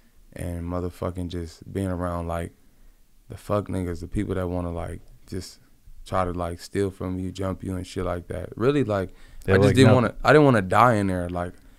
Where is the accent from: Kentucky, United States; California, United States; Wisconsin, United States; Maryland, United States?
California, United States; Compton; He's from the same area that I grew up in Compton.